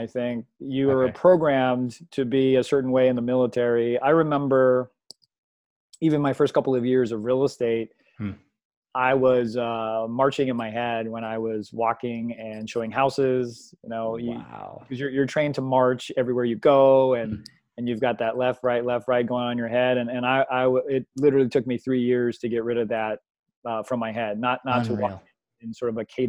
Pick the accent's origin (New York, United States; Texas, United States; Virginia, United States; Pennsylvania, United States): Virginia, United States; Fairfax; now in Huntington Beach, United States; But I'm originally from Fairfax, Virginia.